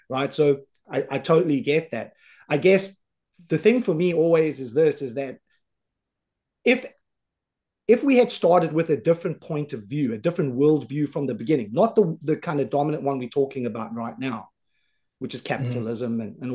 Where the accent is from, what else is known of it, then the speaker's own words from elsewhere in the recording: Johannesburg, Gauteng, South Africa; moved away; I grew up in South Africa. I grew up on the south side of Johannesburg